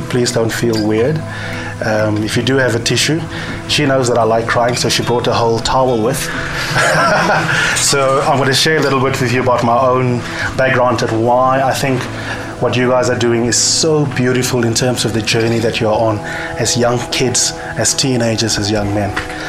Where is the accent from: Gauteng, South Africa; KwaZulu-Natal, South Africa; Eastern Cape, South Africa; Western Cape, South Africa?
Eastern Cape, South Africa; The Eastern Cape is the boxing province of this country. So I'm from the Eastern Cape, and I grew up in a family